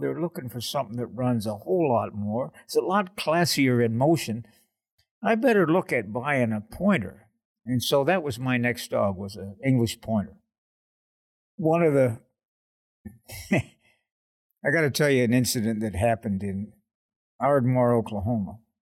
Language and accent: English; Oshawa, Ontario, Canada; I grew up in Oshawa, Ontario, which is the General Motors big town in Canada